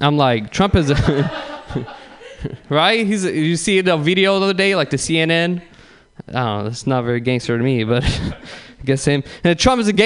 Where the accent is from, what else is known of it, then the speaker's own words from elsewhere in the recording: San Bruno, California, United States; I'm actually from San Bruno.